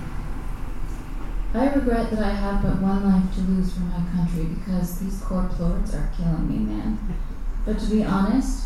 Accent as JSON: {"language": "English", "region": "Arizona", "country": "United States", "tie": "born or raised there", "moved": "yes", "said": "I grew up in Arizona"}